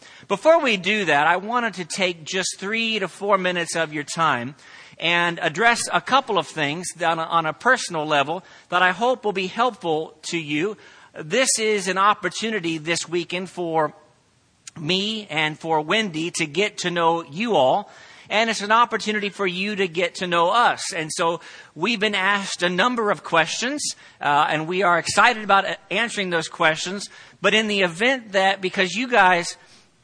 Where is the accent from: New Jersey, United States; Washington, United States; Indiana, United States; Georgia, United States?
Indiana, United States; Plainfield; moved away as an adult; also born or lived in Crawfordsville, Indiana / Santee, California; now in El Cajon, United States; I was born and raised in Central Indiana, growing up in Plainfield, which is right outside of Indianapolis